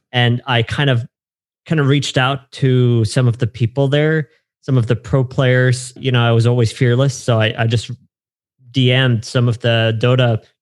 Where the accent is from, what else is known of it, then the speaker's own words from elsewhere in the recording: Germany; So I grew up in Germany. I'm okay. I'm German.